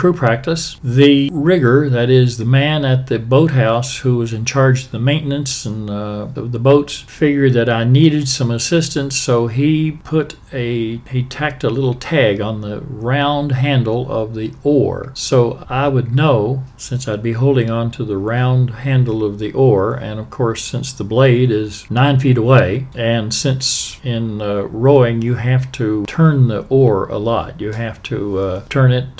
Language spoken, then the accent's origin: English; Appalachia, United States; moved away as an adult; also born or lived in Chicago; now in Washington, D.C., United States; I was a penniless lad from Appalachia